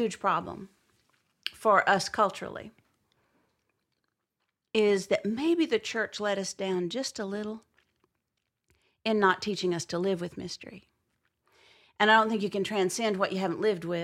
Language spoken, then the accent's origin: English; near Azle, Texas, United States; which is really close to where I'm from